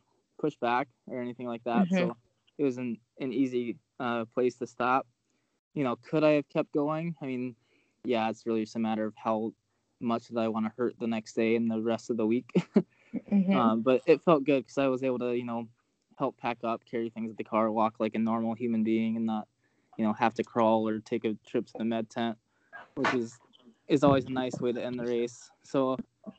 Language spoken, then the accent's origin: English; Atlanta, Georgia, United States; moved away; I'm originally from Atlanta